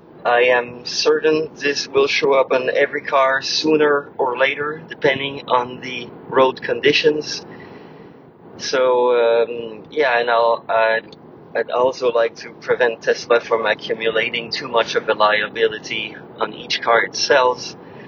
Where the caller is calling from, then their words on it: Quebec, Canada; I'm calling from Quebec.